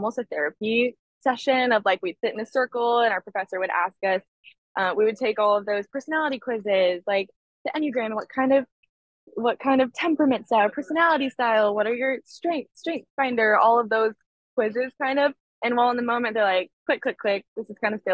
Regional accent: California, United States; moved away as an adult; now in Nashville, United States; the culture that I grew up in California

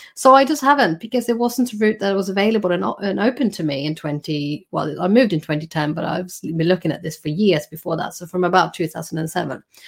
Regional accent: Sweden; moved away as an adult; now in United Kingdom; I was born in Sweden and I did my, my doctoral training there

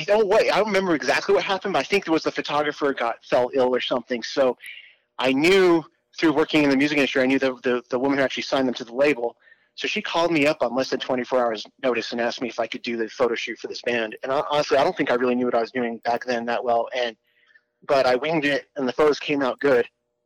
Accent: England, United Kingdom; also born or lived in Arizona, United States / Italy; I moved around my entire life, but I was actually born in Arizona, but I grew up in England and spent most of my childhood there.

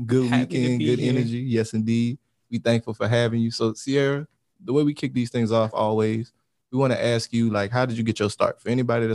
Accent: Louisiana, United States; We're from Louisiana

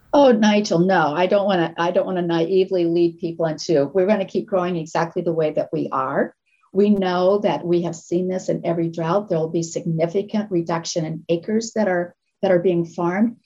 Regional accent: Nebraska, United States; moved away; I come from Nebraska

